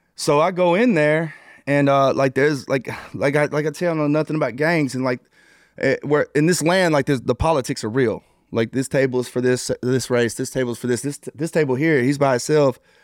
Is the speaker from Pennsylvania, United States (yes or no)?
no; New Boston, Texas, United States; also born or lived in Arkansas; I'm originally from a small town in New Bos-, uh, in Texas called New Boston.